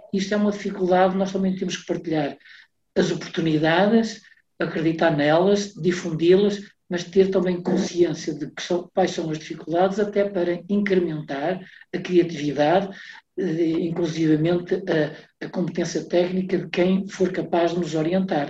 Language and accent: Portuguese; the North, Norte, Portugal; also born or lived in Porto; sou aqui do Norte, vivo no Porto